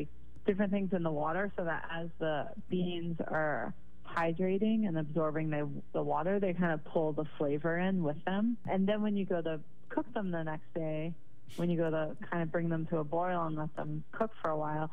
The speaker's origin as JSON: {"language": "English", "town": "Atlanta", "region": "Georgia", "country": "United States", "tie": "born or raised there", "moved": "yes", "said": "I'm originally from the South. I'm from Atlanta, Georgia"}